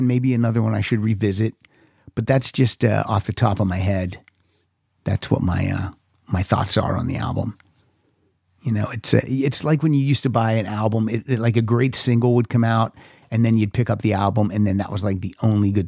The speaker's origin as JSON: {"language": "English", "region": "Pennsylvania", "country": "United States", "tie": "born or raised there", "said": "growing up in Pennsylvania"}